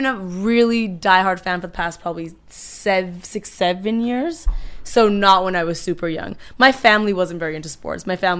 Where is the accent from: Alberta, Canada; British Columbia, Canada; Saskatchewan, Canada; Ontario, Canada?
Ontario, Canada; Toronto; moved away as an adult; now in Los Angeles, United States; I was born in Toronto, Canada.